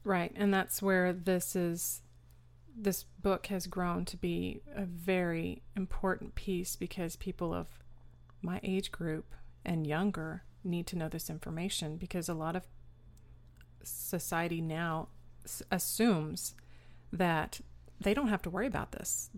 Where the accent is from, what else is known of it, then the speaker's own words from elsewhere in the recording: Austin, Texas, United States; also born or lived in New York / San Antonio, Texas; Austin, Texas, where we've been ever since